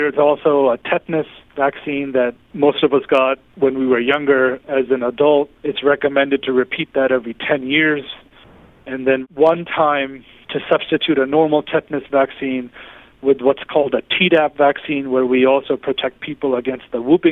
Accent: New York City, New York, United States; I was pretty much born and raised in the New York City area

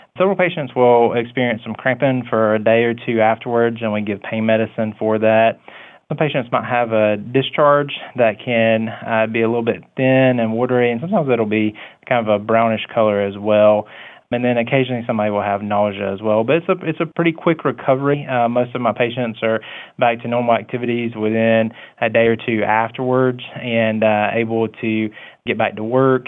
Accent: Coffee County, Georgia, United States; I'm from Coffee County, and, you know, I went into medicine because I just wanted to help patients

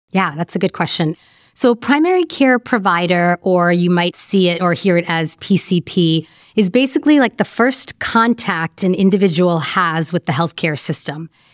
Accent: New York, United States; moved away as an adult; now in Chicago, United States; I was born and raised in New York, and in about two thousand six, I moved to Chicago for medical training.

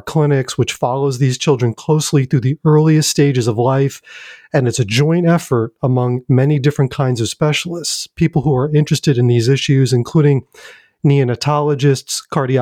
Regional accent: New York, United States; now in Durham, United States; in New York, my hometown

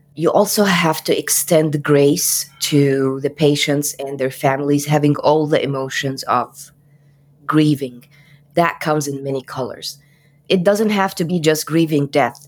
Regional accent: Cairo, Cairo Governorate, Egypt; moved away; I am from Cairo, Egypt

